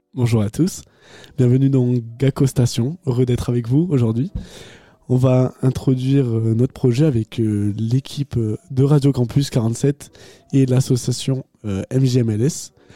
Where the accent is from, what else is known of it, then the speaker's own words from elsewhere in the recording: Agen, Nouvelle-Aquitaine, France; je viens de Agen